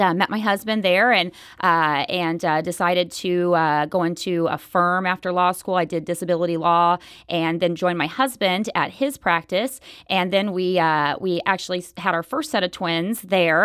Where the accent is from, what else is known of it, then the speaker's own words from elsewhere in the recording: Enid, Oklahoma, United States; moved away as an adult; also born or lived in Texas / Florida / Iowa; I grew up in Oklahoma